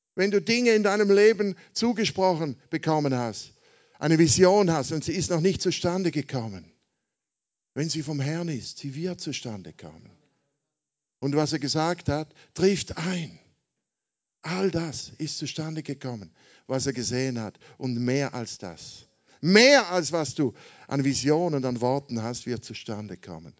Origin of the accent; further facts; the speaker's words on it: Switzerland; Also ich komme aus der Schweiz, wie man hört, ja, nicht aus Amerika wie Gottfried